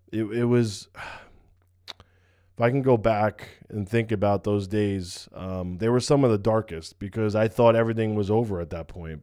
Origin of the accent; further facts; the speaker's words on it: United States; I'm from New York, New Jersey